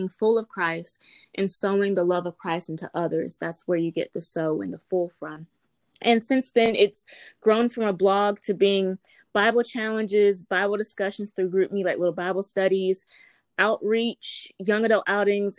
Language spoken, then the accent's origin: English; Greenville, North Carolina, United States; also born or lived in Charlotte, North Carolina; I am born and raised in Greenville, North Carolina